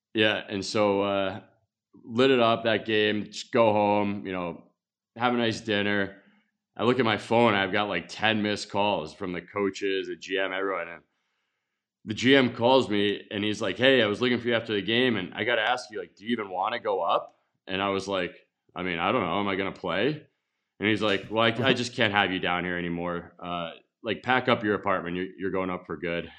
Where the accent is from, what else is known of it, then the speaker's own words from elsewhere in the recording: Connecticut, United States; moved away; also born or lived in Montreal / Las Vegas; in Connecticut growing up